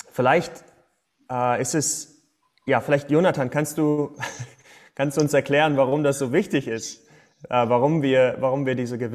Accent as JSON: {"language": "German", "town": "Detmold", "region": "North Rhine-Westphalia", "country": "Germany", "tie": "born or raised there", "said": "äh, ich bin in Detmold groß geworden, dann in Aachen studiert"}